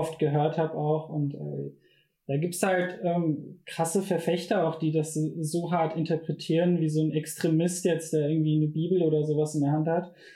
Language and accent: German; Bochum, North Rhine-Westphalia, Germany; ich bin in einer Gegend aufgewachsen in Bochum